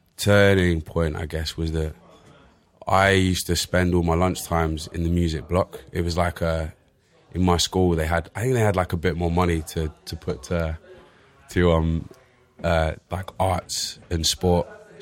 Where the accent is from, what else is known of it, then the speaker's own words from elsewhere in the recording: Bristol, South West England, United Kingdom; accent: Bristol; moved away; Can you tell from my strong Bristol accent?